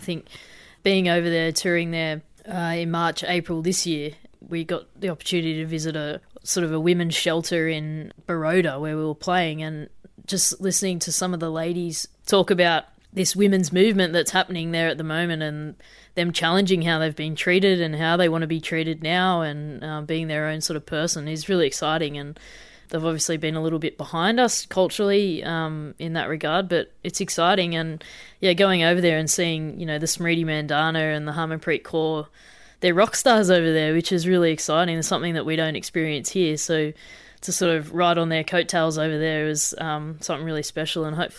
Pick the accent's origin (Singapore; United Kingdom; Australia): Australia; As a player, especially as an Australian player, obviously the men are pretty well paid.